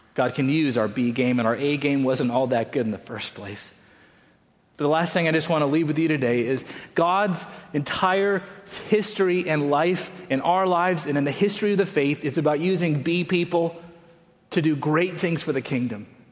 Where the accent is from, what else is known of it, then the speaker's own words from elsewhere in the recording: Salt Lake City, Utah, United States; moved away; also born or lived in Colorado Springs, Colorado; I grew up in Salt Lake City, Utah